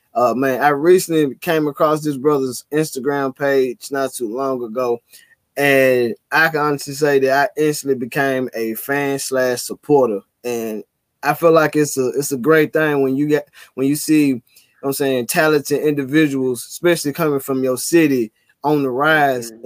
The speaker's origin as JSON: {"language": "English", "town": "Memphis", "region": "Tennessee", "country": "United States", "tie": "born or raised there", "said": "a lot of individuals I grew up in Orange Mound"}